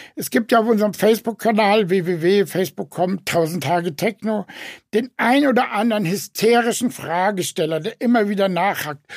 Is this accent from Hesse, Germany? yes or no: yes; Frankfurt, Hesse, Germany; in Frankfurt, meiner Heimatstadt